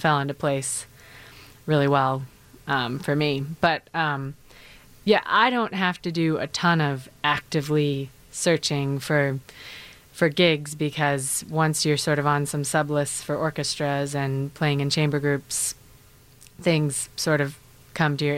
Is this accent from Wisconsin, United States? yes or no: yes; Elk Mound, Wisconsin, United States; moved away as an adult; now in Chicago, United States; I'm from a very small town called Elk Mound, 800 people or so.